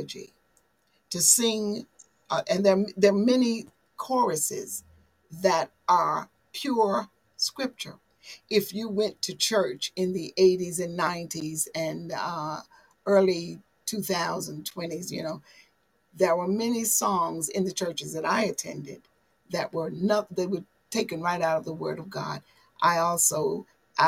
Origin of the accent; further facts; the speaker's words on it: the South, United States; I'm a Southerner